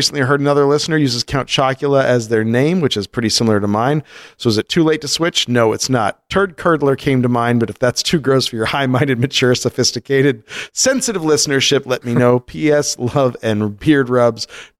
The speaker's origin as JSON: {"language": "English", "region": "Iowa", "country": "United States", "said": "I'm originally from Northwest Iowa, moved out here for a job, and now we're moving to Ames to go to grad school"}